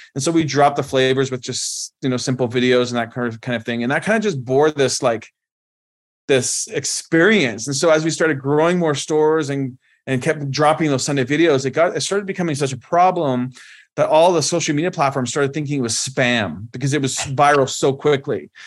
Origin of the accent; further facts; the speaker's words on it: Canada; moved away as an adult; now in United States; I was born and raised in Canada